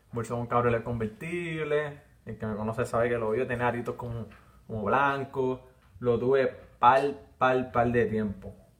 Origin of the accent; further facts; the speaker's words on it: Villalba, Puerto Rico; accent: arrastro la R; soy de Villalba y arrastro la R